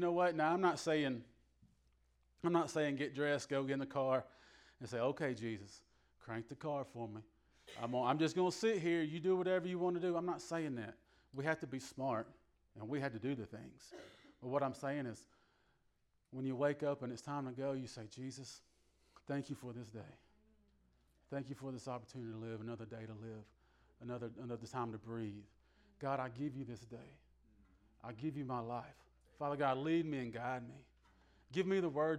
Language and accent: English; the South, United States; Now, I'm from the South.